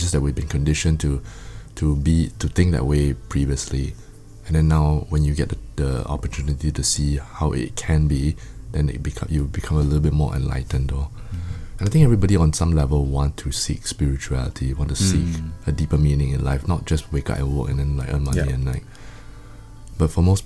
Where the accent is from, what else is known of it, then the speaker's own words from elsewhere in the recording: Singapore; now in Chiang Mai, Thailand; I'm Singaporean also. Things back home are a little bit different, like, compared to here